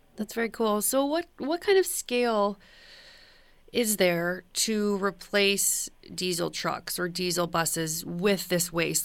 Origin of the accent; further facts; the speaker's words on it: Canada; as a Canadian